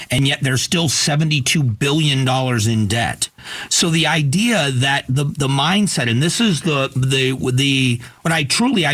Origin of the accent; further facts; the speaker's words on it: United States; As an American